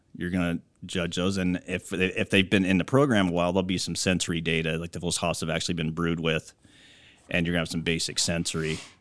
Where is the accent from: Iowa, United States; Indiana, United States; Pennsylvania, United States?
Iowa, United States; moved away as an adult; also born or lived in California; I'm originally from Iowa, so I grew up on a corn, soybean, hog farm there